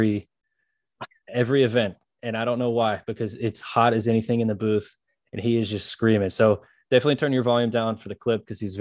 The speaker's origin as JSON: {"language": "English", "town": "Memphis", "region": "Tennessee", "country": "United States", "tie": "born or raised there", "moved": "yes", "lives_now": "Jonesboro, United States", "said": "I grew up in Memphis"}